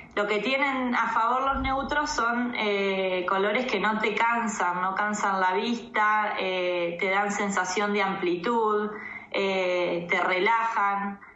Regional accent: Tandil, Buenos Aires Province, Argentina; moved away as an adult; also born or lived in La Plata; now in Esquel, Argentina; nací en La Plata y toda mi crianza fue en Tandil

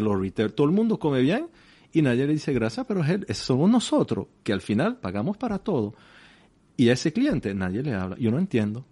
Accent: La Chaux-de-Fonds, Neuchâtel, Switzerland; Spanish is a second language; yo nací en, en La chaux la cuna de la relojería en Suiza, una pequeña ciudad, mil metros exactamente

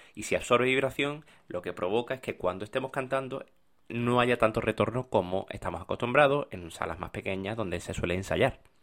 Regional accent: Málaga, Andalusia, Spain; moved away; yo soy de Málaga

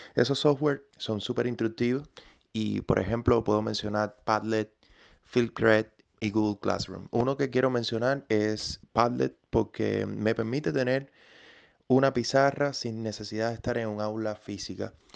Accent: Cuba; now in Massachusetts, United States; soy un cubañol americano que vive en, el estado de Massachusetts, en Estados Unidos

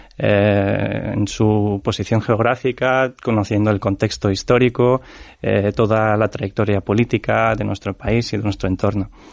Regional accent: Ternopil, Ternopil Oblast, Ukraine; Spanish is a second language; now in Spain; Mi abuela está en Ternopil, en mi ciudad natal

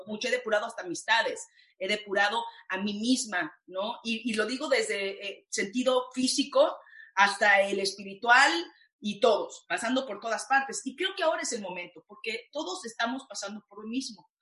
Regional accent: Mexico; moved away; una actriz, mujer, latina, mexicana

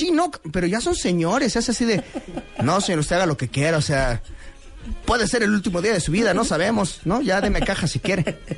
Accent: Mexico City, Mexico; also born or lived in Narvarte, Mexico City; yo soy de Iztapalapa y actualmente pues vivo en la colonia Narvarte, o sea, ya vivo más o menos eh, rodeado de la clase media

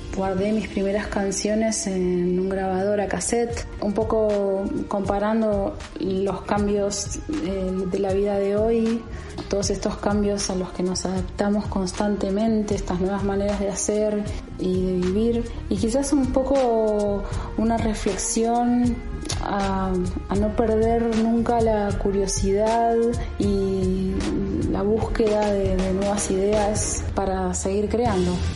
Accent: La Plata, Buenos Aires Province, Argentina; mi infancia en La Plata

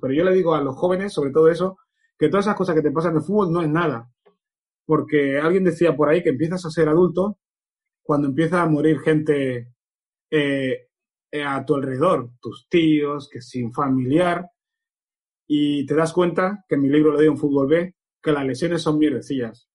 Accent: Barcelona, Catalonia, Spain; also born or lived in Equatorial Guinea / Canary Islands; yo nací en Guinea, a los 11 meses estaba viviendo en Canarias, eh, porque mi padre era legionario en Canarias, vivía en la colonia de los legionarios. Con 7, 8 años se separaron mis padres, vine con mis hermanos a Barcelona

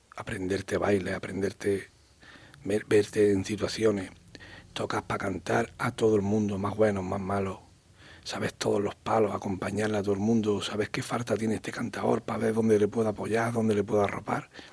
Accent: Huerta Carrasco, Andalusia, Spain; Huerta Carrasco porque es mi barrio donde yo nací, donde yo me crié

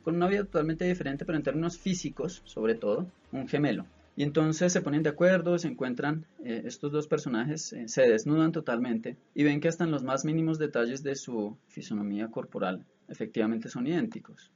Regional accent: Bogotá, Bogotá Capital District, Colombia; somos todos los bogotanos

